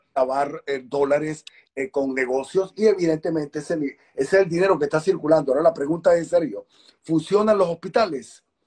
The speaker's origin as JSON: {"language": "Spanish", "country": "Venezuela", "said": "como ciudadano venezolano"}